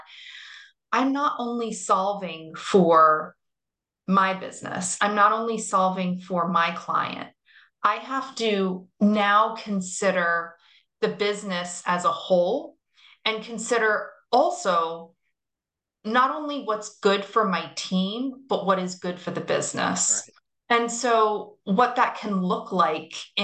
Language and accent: English; Florida, United States; now in New York, United States; I'm from Florida.